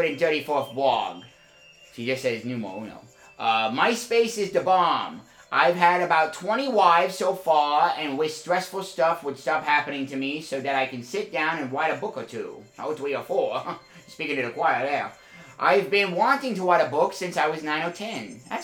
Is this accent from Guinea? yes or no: no; San Juan, Puerto Rico; I grew up in San Juan, as did my mom and her parents.